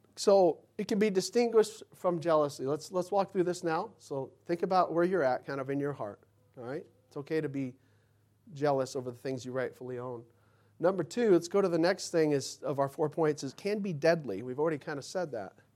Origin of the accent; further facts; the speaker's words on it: Mesa, Arizona, United States; my neighborhood growing up in Mesa